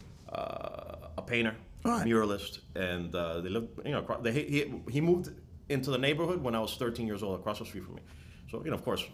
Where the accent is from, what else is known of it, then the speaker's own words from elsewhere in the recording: Miami, Florida, United States; I'm from Miami